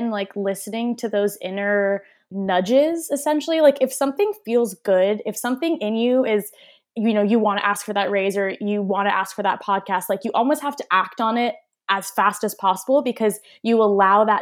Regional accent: Armenia

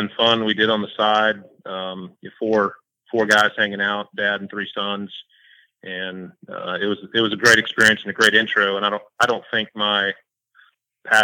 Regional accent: Jacksonville, Florida, United States; also born or lived in St. Augustine, Florida; I grew up here in Jacksonville

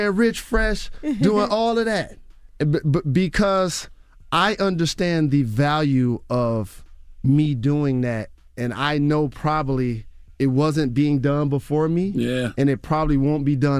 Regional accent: Detroit, Michigan, United States; Like, I'm from Detroit. And shout to the BMF, Big Meech, the OG, and Southwest T.

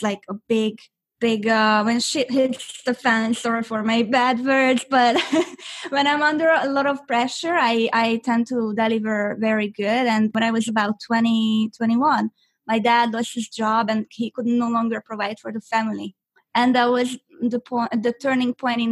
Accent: Budapest, Hungary; English is a second language; also born or lived in Orange County, California; now in California, United States; I'm originally from Budapest, Hungary. I was born and raised there

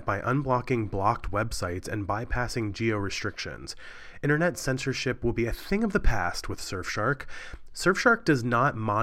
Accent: Cumberland, Maryland, United States; moved away; My hometown of Cumberland, Maryland

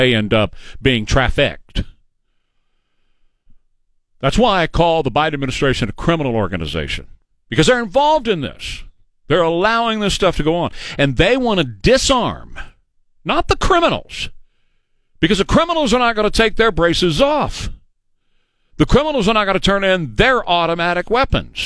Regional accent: United States; We as American citizens

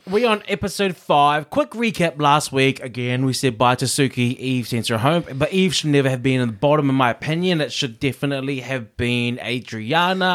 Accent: New Zealand; also born or lived in Samoa (family origin); I grew up here, uh, I grew up in New Zealand.

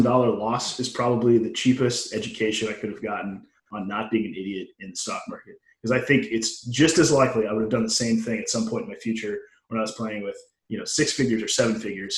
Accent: United States; moved away as an adult; also born or lived in Nebraska / Texas / Oklahoma / San Diego; I grew up in Nebraska and Texas

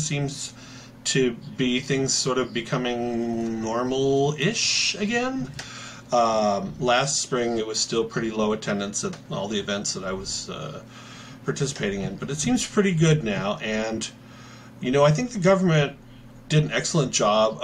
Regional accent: Seattle, Washington, United States; moved away; also born or lived in New York; I grew up in the Seattle area, so I chose Seattle and moved back here

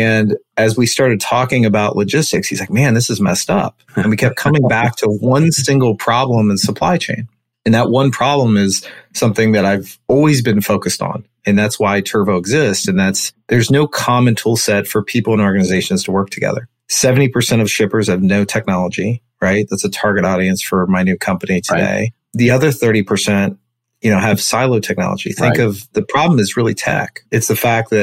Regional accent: Cincinnati, Ohio, United States; I'm from Cincinnati, Ohio.

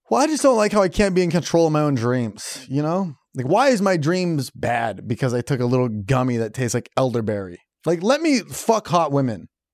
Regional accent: Iowa, United States; I'm from Iowa.

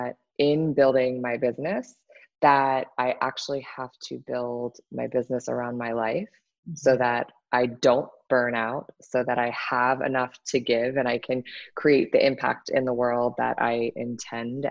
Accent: Washington, District of Columbia, United States; I am from Washington, D.C., born and raised.

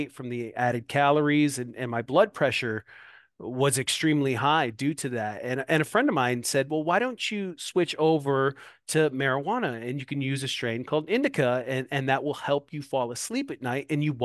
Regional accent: Moline, Illinois, United States; now in Davenport, United States; here in my hometown, Moline, Illinois

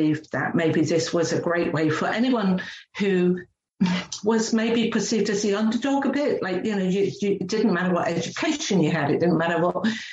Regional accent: England, United Kingdom; moved away as an adult; now in New Zealand; I'm a real working class girl. That's how I grew up in England

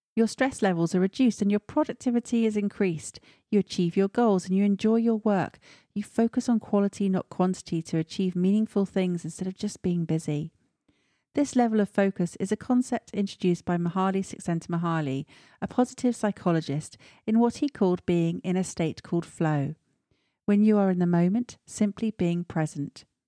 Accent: Stratford-upon-Avon, West Midlands, United Kingdom; moved away; my hometown of Stratford-on-Avon

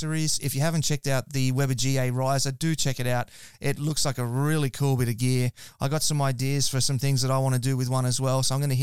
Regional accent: Queensland, Australia; I'm from Queensland

